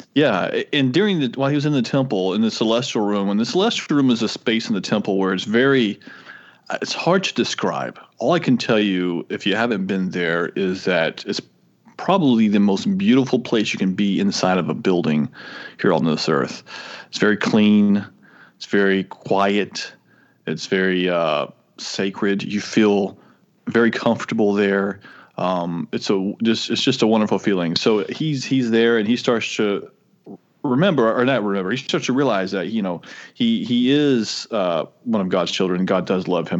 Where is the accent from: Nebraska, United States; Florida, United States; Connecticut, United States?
Florida, United States; moved away as an adult; also born or lived in Tennessee; I'm from Florida